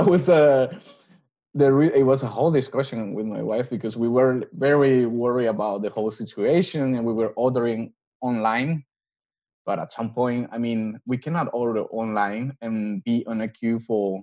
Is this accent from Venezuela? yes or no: yes; Venezuela; now in Denmark; I'm from Venezuela, but I have family in Colombia as well.